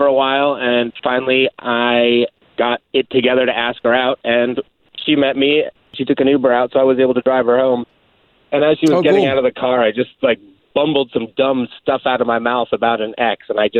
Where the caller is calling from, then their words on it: Dr. Phillips, Florida, United States; Good morning, guys. I'm calling in from Dr. Phillip.